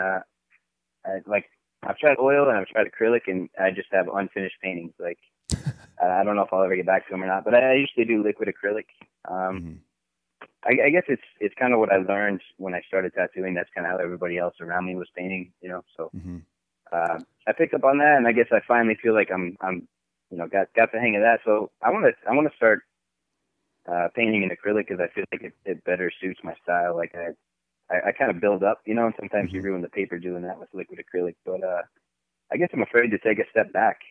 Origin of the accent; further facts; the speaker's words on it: Grand Junction, Colorado, United States; moved away as an adult; I grew up in Colorado, so I've been snowboarding